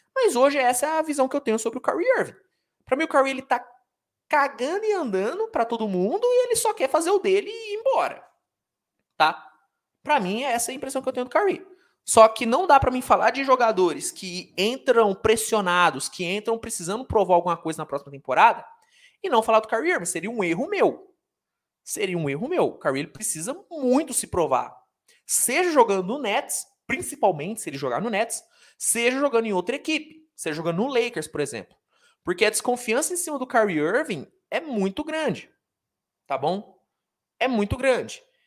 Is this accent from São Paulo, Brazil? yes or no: no; Uberaba, Minas Gerais, Brazil; eu sou de Uberaba, Minas Gerais